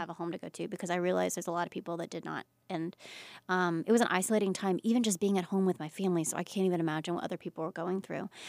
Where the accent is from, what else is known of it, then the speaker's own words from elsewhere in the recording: Pensacola, Florida, United States; moved away as an adult; I came from Pensacola, and Pensacola is not the smallest town, but it's a smaller town.